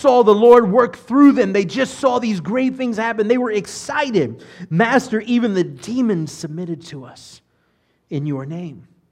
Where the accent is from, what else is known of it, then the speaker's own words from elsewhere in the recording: United States; I'm an American